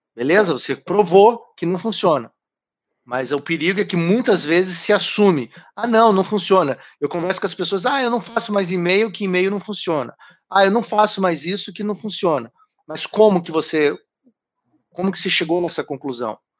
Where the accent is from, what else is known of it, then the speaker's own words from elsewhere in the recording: Curitiba, Paraná, Brazil; moved away; Eu sou de Curitiba